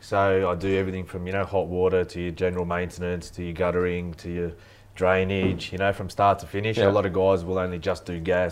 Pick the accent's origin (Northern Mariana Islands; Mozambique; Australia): Australia; Thornleigh, New South Wales; born and bred in Thornlea.